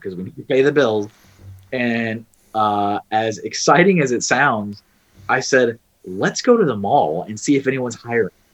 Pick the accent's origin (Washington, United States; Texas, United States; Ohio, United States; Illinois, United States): Texas, United States; moved away as an adult; also born or lived in Colorado; I'm originally from Texas. That's yep. where I, I was born